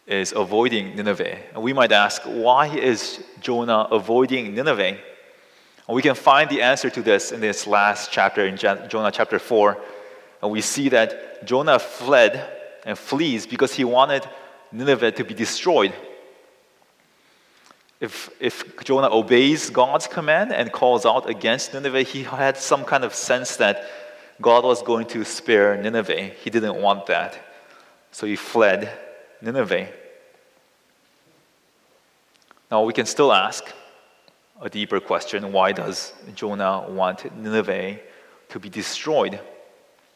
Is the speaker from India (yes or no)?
no; South Korea; I come from South Korea, which is located right next to North Korea.